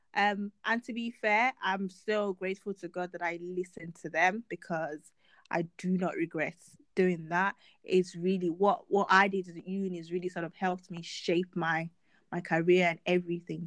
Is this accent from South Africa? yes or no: no; Nigeria; as a Nigerian, you know, child